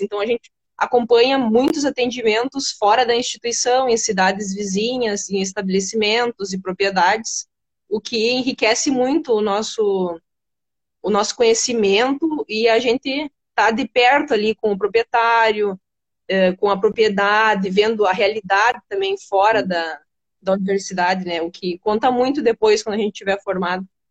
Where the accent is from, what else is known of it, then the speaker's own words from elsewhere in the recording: Rio Grande do Sul, Brazil; eu nasci aqui no Rio Grande do Sul mesmo